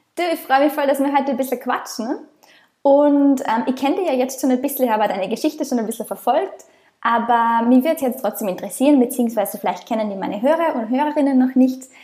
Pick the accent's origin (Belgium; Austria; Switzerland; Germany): Austria; moved away as an adult; Ich komme ursprünglich aus Österreich, bin seit eineinhalb Jahren als digitale Nomadin quer durch die Welt unterwegs, im Moment in Australien